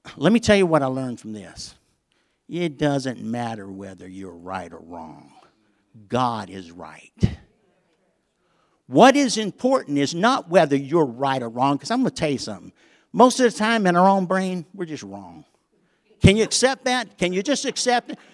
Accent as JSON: {"language": "English", "region": "the South", "country": "United States", "said": "I'm from the South"}